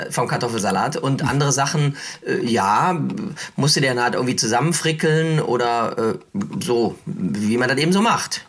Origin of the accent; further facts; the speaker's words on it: Cologne, North Rhine-Westphalia, Germany; als Kölner